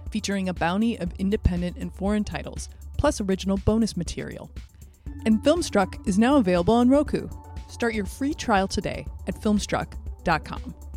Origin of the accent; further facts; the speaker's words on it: Cedar Rapids, Iowa, United States; moved away; I'm originally from Cedar Rapids, Iowa